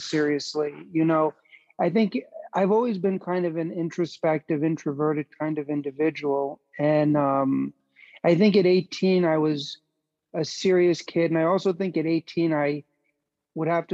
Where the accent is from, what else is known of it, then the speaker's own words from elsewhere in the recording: New York City, New York, United States; also born or lived in Chicago; I was born and raised in New York City